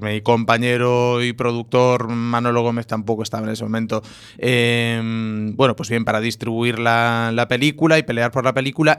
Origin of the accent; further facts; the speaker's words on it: Cambados, Galicia, Spain; la fiesta del Albariño, que es, bueno, es, mi fiesta y mi pueblo